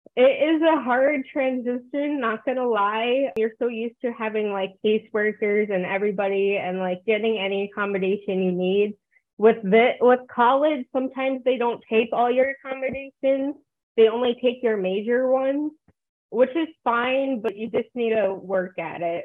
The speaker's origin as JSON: {"language": "English", "region": "New Jersey", "country": "United States", "tie": "born or raised there", "also_born_or_lived": "South Korea", "moved": "as an adult", "lives_now": "Rio Grande Valley, United States", "said": "I'm adopted from New Jersey. Like, that's where I grew up"}